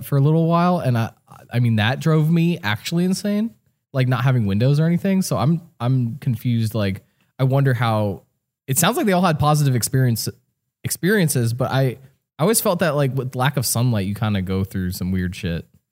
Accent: New Jersey, United States; I grew up in New Jersey

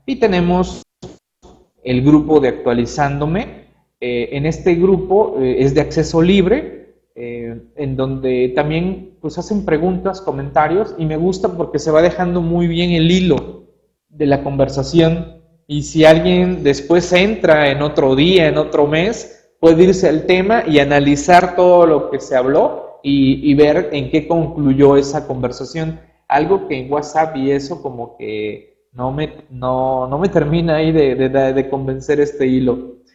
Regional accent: Mexico

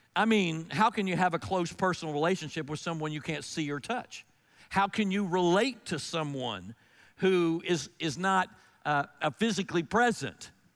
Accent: Melbourne, Florida, United States; I grew up in Melbourne, Florida during the early sixties

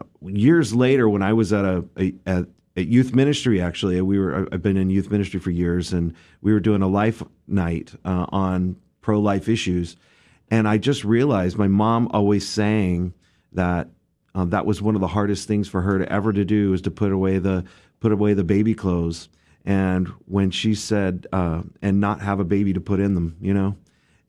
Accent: Grand Prairie, Texas, United States; I grew up right here in Grand Prairie, Texas, right down the road here.

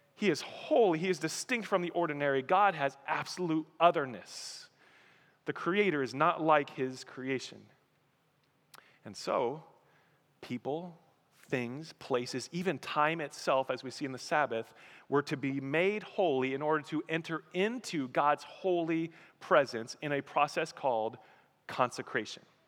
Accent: Colorado, United States; moved away; I'm from Colorado, I miss mountains

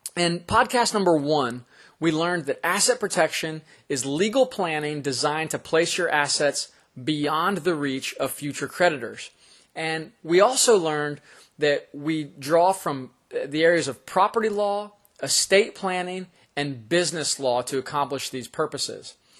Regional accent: Florida, United States; the state of Florida, which is my home state

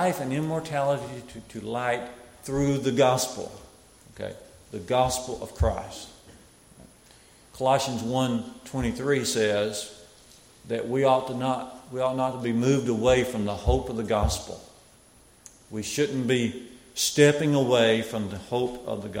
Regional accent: Smith Lake, Alabama, United States; where I come from, I grew up down around Smith Lake

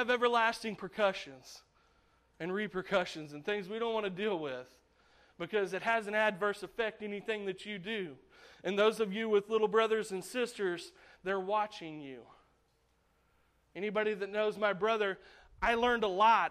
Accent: United States; as an American

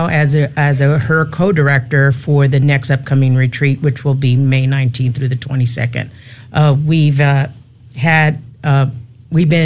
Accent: San Antonio, Texas, United States; I was born and raised here in San Antonio

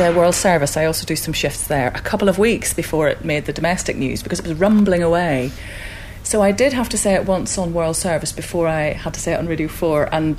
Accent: Belfast, Northern Ireland, United Kingdom; moved away; also born or lived in Netherlands; people at home are constantly complaining that I've lost my accent, but it's been whittled away over the years of living, well, just living away from Northern Ireland, because I lived in Holland

